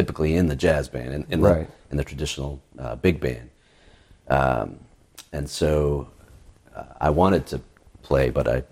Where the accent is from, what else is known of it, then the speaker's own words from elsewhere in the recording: Oklahoma, United States; moved away as an adult; now in Folsom, United States; I grew up in Oklahoma